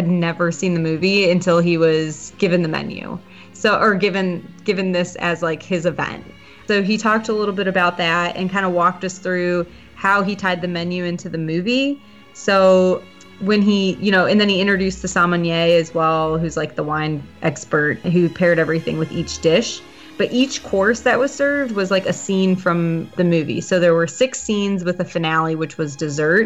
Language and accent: English; Midwest, United States; I'm from the Midwest